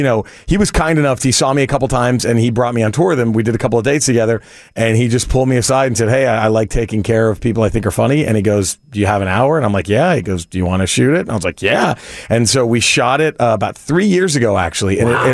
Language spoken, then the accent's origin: English; Texas, United States; now in Los Angeles, United States; I live in LA. I'm from Texas, but mm-hmm. I live in LA now.